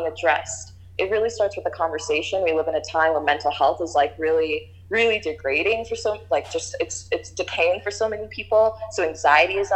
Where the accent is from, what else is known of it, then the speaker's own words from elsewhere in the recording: New York City, New York, United States; I was born and raised in Queens.